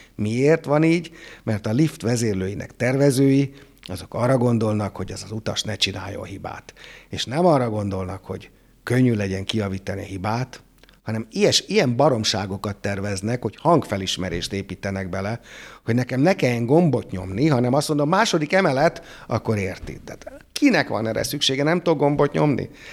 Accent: Hungary; az itthoni matek oktatás azért jobb volt, mint a francia

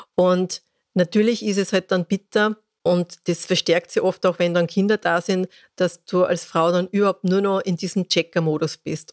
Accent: Austria; Bei uns in Österreich

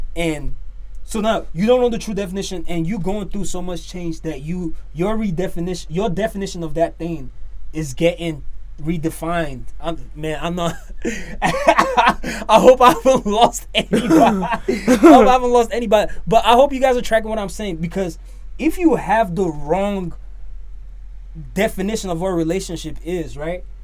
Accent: Nigeria; from Nigeria, Niger boy through and through.

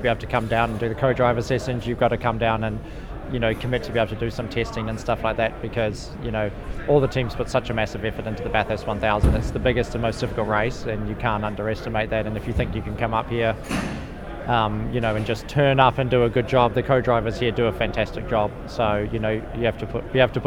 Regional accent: New Zealand; now in United States; being a Kiwi

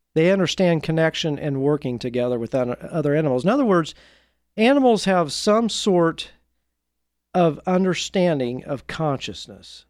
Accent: Indiana, United States; I grew up in Indiana

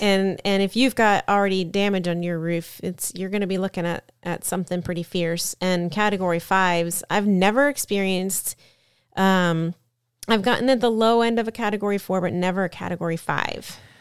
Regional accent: Florida, United States; we are from Florida

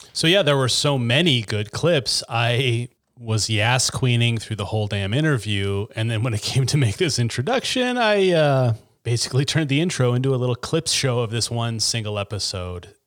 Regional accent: Chattaroy, Washington, United States; I grew up in Chatteroy

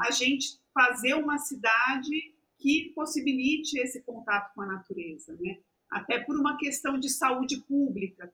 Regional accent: Embu das Artes, São Paulo, Brazil; now in São Paulo, Brazil; eu mesma não cresci né, em São Paulo, eu cresci no Embu, que é perto de São Paulo

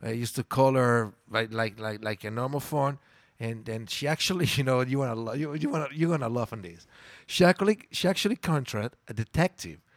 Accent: Milan, Lombardy, Italy; first language Italian; English is a second language; moved away as an adult; also born or lived in Mexico City, Mexico / Playa del Carmen, Mexico; I'm from Milan, Italy

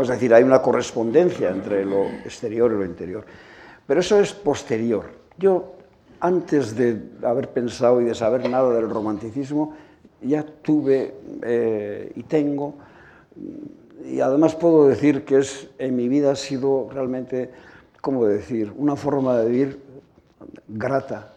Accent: Asteasu, Basque Country, Spain; mi pueblo natal, de Asteasu

